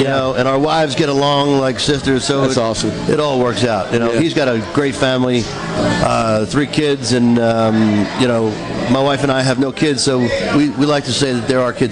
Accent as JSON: {"language": "English", "area": "Long Island", "region": "New York", "country": "United States", "tie": "born or raised there", "said": "where I grew up on Long Island, but uh, I love it down here."}